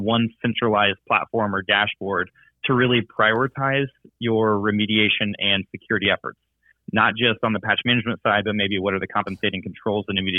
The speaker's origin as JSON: {"language": "English", "town": "Indianapolis", "region": "Indiana", "country": "United States", "moved": "as an adult", "lives_now": "Louisville, United States", "said": "We are from Indianapolis, Indiana, originally"}